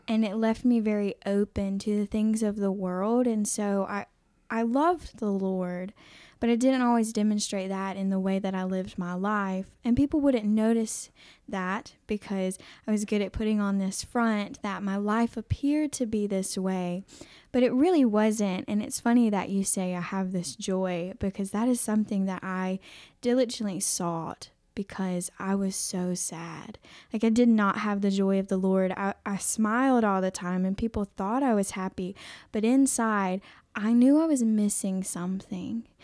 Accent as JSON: {"language": "English", "town": "Aiken", "region": "South Carolina", "country": "United States", "said": "I am from Aiken, South Carolina"}